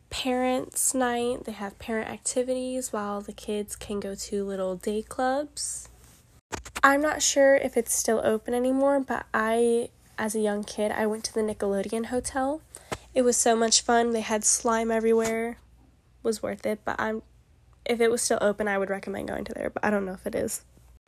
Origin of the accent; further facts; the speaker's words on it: Florida, United States; also born or lived in Tampa area; today we're going to be talking about Florida. I was born and raised in Florida, so I know a lot about this place. I live on the West Coast around the Tampa area